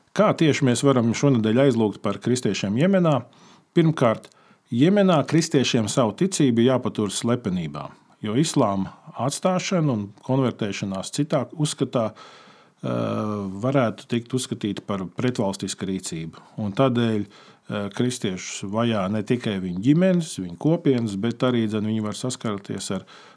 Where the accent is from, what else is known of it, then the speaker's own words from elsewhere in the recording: Latvia; mēs no Latvijas esam mazi